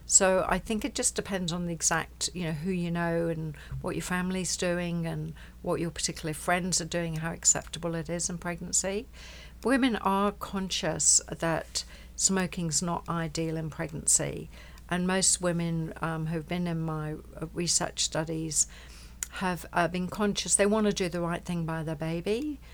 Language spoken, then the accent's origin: English; Coffs Harbour, New South Wales, Australia; So that's about where my hometown is halfway between Sydney and Brisbane. So it's further up the coast. And so that was in that area, as we call it, the mid-north coast.